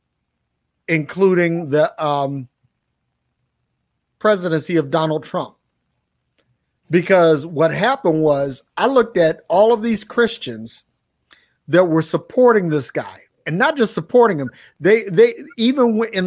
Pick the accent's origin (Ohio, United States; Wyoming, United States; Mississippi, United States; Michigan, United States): Michigan, United States; Detroit; I grew up in Detroit